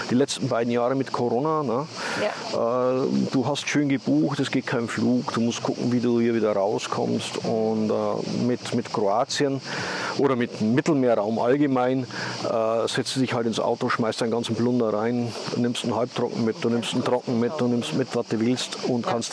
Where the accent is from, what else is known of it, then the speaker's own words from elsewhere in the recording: Austria; moved away; habe ich in zweieinhalb Stunden bin ich in Österreich und kann mich zumindest in meiner Muttersprache ausdrücken und, und denen sagen, was mir fehlt.